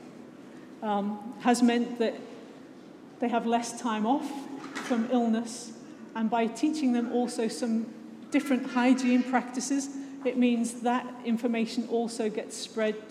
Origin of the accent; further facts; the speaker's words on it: just outside of Liverpool, North West England, United Kingdom; I was born just outside of Liverpool. I grew up there